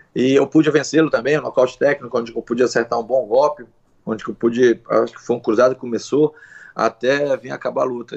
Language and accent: Portuguese; Brazil; mesmo nós sendo brasileiro